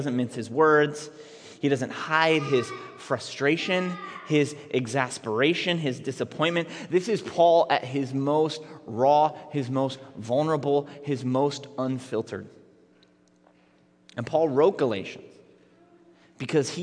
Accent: Minneapolis, Minnesota, United States; I grew up in Minneapolis public schools in the 1990s

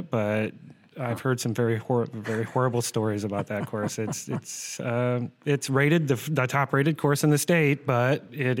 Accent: Cedar Rapids, Iowa, United States; I grew up in Cedar Rapids, actually.

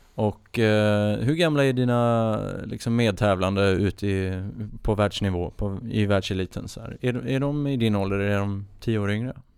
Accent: Oskarshamn, Kalmar County, Sweden; på båtklubben hemma där jag är uppvuxen i Oskarshamn

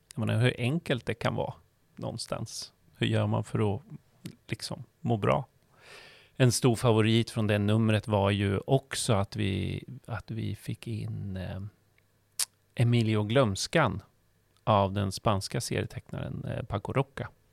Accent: Norrköping, Östergötland, Sweden; moved away; det är ju min hemstad

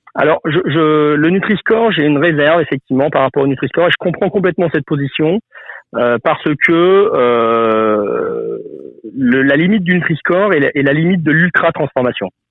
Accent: Lyon, Auvergne-Rhône-Alpes, France; je suis né à Lyon, une ville reconnue pour sa, sa gastronomie.

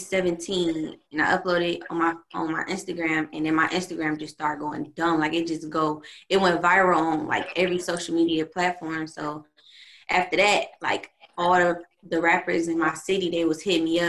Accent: Detroit, Michigan, United States; moved away as an adult; now in Atlanta, United States; I'm from Detroit, but I moved to Atlanta like a few years ago

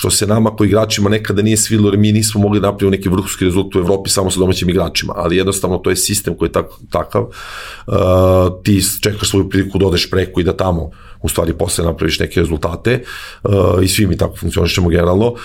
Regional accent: Zaječar, Zaječar District, Serbia; moved away as an adult; also born or lived in Belgrade / Greece; rođen u Zaječaru, ja sam tamo igrao odbojku u jednom malom gradskom klubu koji se zove Timok.

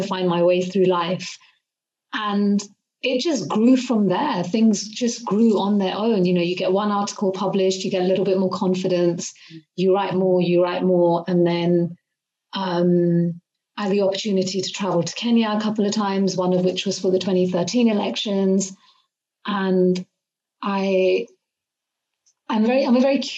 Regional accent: United Kingdom; being a British Asian woman who's grown up in the UK. I've been in the UK since I was a kid. I moved here when I was 5

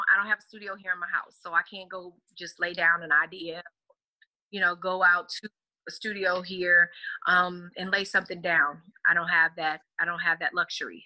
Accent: Texas, United States; I know I'm from the South. I'm from Texas all day

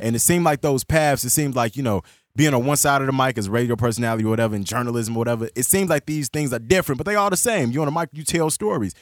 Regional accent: Chicago, Illinois, United States; also born or lived in Calumet City, Illinois; I grew up in Chicago and South Shore

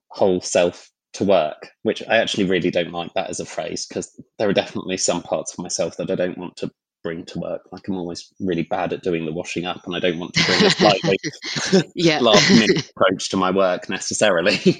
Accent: London, United Kingdom; I grew up in London

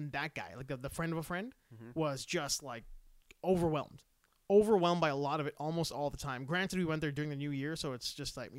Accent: Vancouver, British Columbia, Canada; moved away; I was like raised half my life in Vancouver

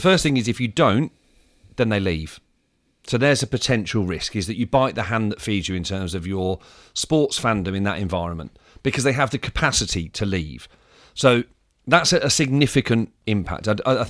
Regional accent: United Kingdom; in the first ever experience I had from being a British sport fan, I went over there

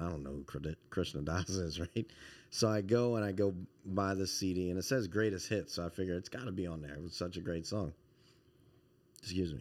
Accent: Montgomery County, Maryland, United States; also born or lived in Baton Rouge, Louisiana / Washington, D.C.; most of my formative years were here in Montgomery County.

